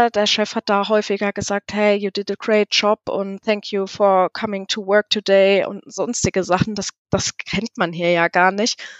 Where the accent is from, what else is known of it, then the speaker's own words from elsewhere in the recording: Hesse, Germany; also born or lived in Munich; Ich bin gebürtig aus Südhessen und bin dann, ähm, ich hatte es dann nach München verschlagen, weil ich studieren wollte